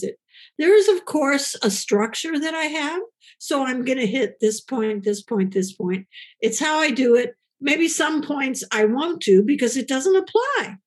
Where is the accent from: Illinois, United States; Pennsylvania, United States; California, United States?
Illinois, United States; Chicago; my hometown of Chicago